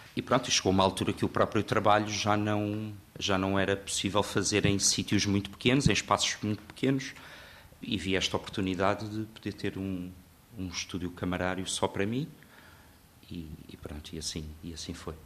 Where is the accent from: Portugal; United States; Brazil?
Portugal; Lisbon; eu sou de Lisboa